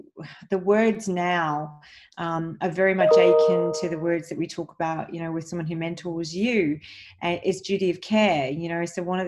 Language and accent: English; Mumbai, Maharashtra, India; born there; And so my father actually, I was born in Mumbai, India, and I'm Maltese and Italian of origin, and I'm very proud of my heritage